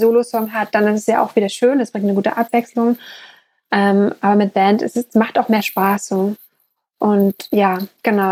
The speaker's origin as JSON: {"language": "German", "region": "East Germany", "country": "Germany", "tie": "born or raised there", "said": "ich bin ehemaliges DDR-Kind"}